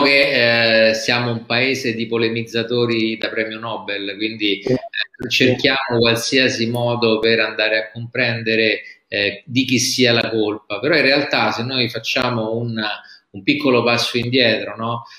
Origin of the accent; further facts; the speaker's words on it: Rome, Lazio, Italy; da romano, ti dico